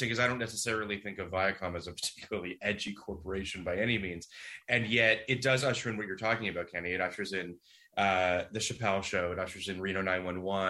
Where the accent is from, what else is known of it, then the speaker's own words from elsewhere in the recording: Toronto, Ontario, Canada; now in United States; I'm from Toronto originally